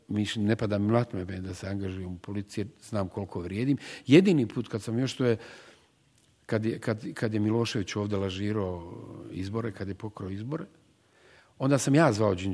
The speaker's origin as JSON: {"language": "Croatian", "town": "Sarajevo", "region": "Federation of Bosnia and Herzegovina", "country": "Bosnia & Herzegovina", "said": "ja sam u, u njoj učestvovao kao Sarajlija, kao, kao neko koji je iz BiH"}